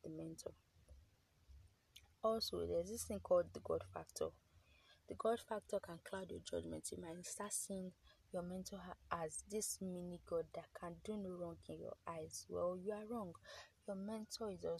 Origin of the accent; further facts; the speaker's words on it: Nigeria; as a Nigerian, as someone who is coming of age